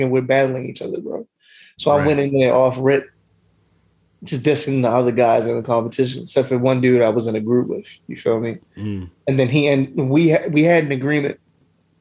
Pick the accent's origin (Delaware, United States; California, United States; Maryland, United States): Maryland, United States; Baltimore; I'm from West Baltimore.